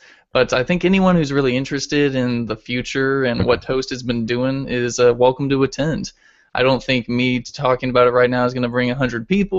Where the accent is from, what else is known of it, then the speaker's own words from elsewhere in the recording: San Francisco, California, United States; So I'm from San Francisco